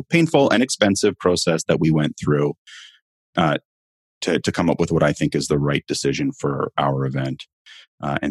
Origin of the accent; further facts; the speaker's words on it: Canada; I'm in Canada. If you haven't picked it up from my accent